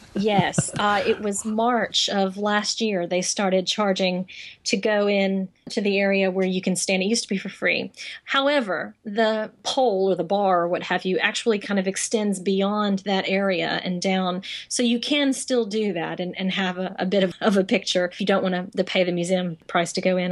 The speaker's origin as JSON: {"language": "English", "region": "Texas", "country": "United States", "moved": "yes", "lives_now": "London, United Kingdom", "said": "I'm I'm a girl from Texas and I love country"}